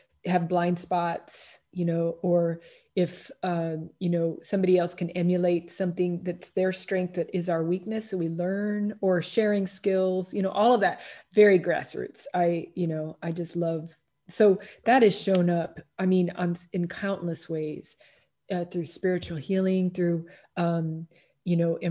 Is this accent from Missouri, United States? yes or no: yes; Kansas City, Missouri, United States; moved away as an adult; also born or lived in Washington, District of Columbia, United States / Tucson, Arizona / Miami, Florida / Southern Maine; now in Los Angeles, United States; I grew up in Kansas City, Missouri, Midwest, then went out to DC for school, for university, and transferred out to Tucson, Arizona